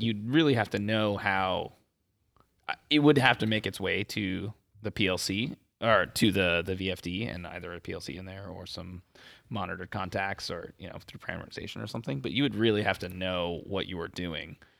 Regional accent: Las Vegas, Nevada, United States; moved away as an adult; it's my hometown

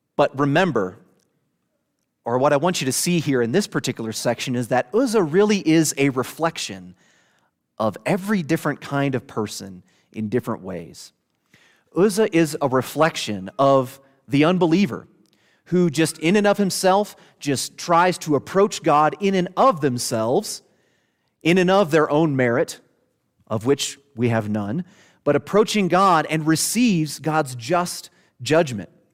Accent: Southern Illinois, United States; moved away; I'm from Southern Illinois

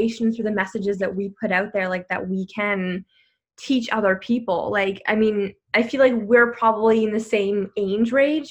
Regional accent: Canada; I'm from Canada

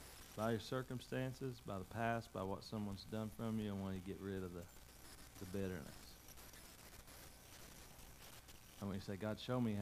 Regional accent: United States; You know, I grew up in Macaufa County.

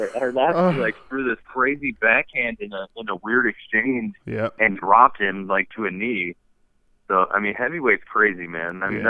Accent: Philadelphia, Pennsylvania, United States; I'm from Philly

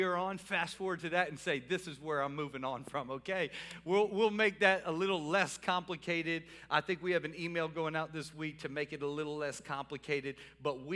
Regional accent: New Orleans, Louisiana, United States; I'm from New Orleans

